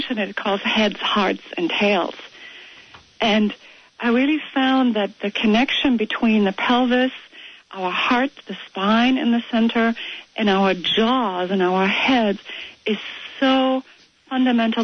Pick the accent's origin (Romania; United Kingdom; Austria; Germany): Germany; moved away as an adult; now in United States; I've had a bit growing up in Germany